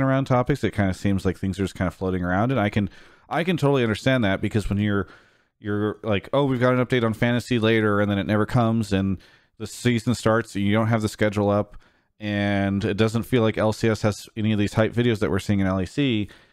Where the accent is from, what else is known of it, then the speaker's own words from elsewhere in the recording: San Diego, California, United States; I'm from that area